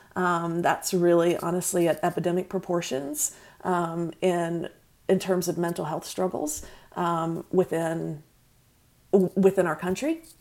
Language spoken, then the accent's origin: English; North Carolina, United States; accent: Southerner; moved away as an adult; I'm from North Carolina